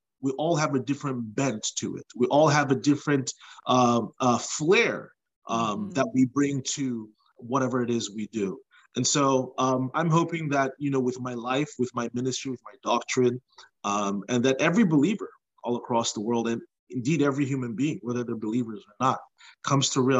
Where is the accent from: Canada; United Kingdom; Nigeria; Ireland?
Nigeria; moved away as an adult; now in United States; So I was born in Nigeria, but when I was just before I turned two, my family moved to the United States. We lived here for about 7 years, and we went back to Nigeria